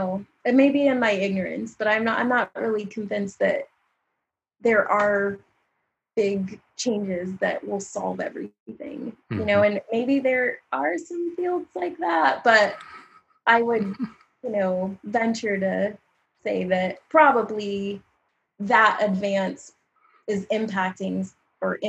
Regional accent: Littleton, Colorado, United States; accent: Colorado accent; moved away; also born or lived in Louisiana; I grew up mostly in Littleton.

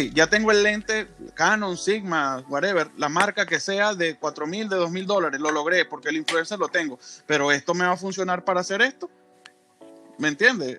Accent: Venezuela; now in United States; en mi país, en Venezuela, yo soy venezolano, aunque vivo en los Estados Unidos

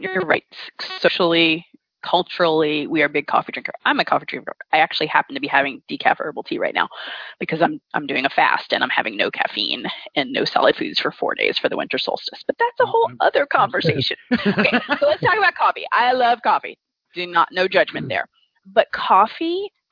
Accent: the South, United States; also born or lived in upstate New York; now in New York, United States; I grew up in the South

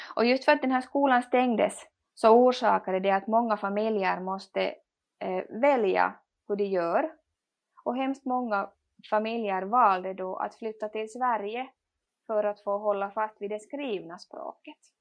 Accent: Finland; first language Swedish; vi som finlandssvenskar

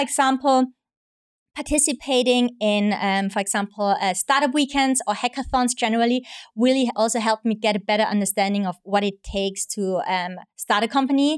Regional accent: Austria; moved away as an adult; now in Hong Kong; I'm originally from Austria, and I'm half Hong Kong, half Austrian, been in Hong Kong now for almost five years.

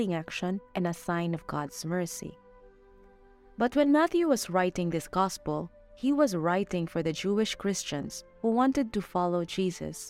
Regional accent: Philippines; now in Mexico; I am a Filipino missionary, and I'm currently assigned in Mexico

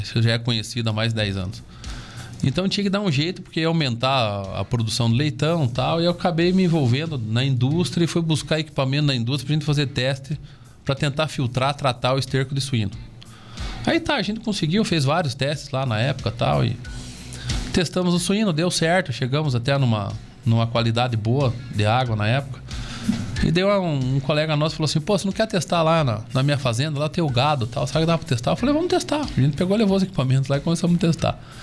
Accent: Castro, Paraná, Brazil; also born or lived in Ponta Grossa; eu moro em Castro minha vida toda, né? Estudei nas escolas de Castro, meus amigos são aqui de Castro

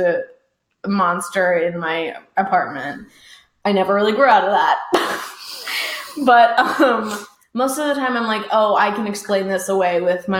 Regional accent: Hawaii, United States; I grew up in Hawaii.

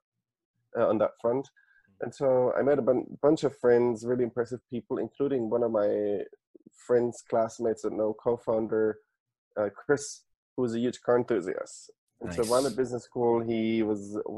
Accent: Munich, Bavaria, Germany; moved away as an adult; I was born and raised in Munich.

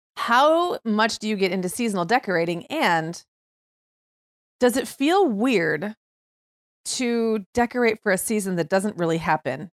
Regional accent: Upper Michigan, United States; moved away; when I grew up in Upper Michigan, it was often very cold by October

